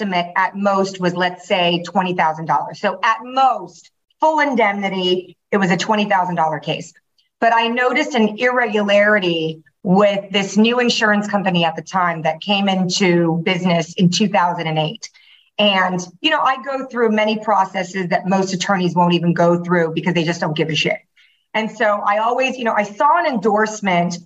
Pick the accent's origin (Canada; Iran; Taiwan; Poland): Taiwan; now in Miami, United States; I'm from Taiwan originally